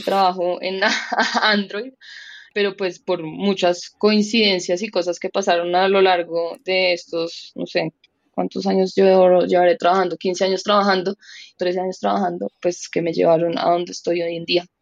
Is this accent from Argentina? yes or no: no; Colombia; una mujer colombiana de 35 años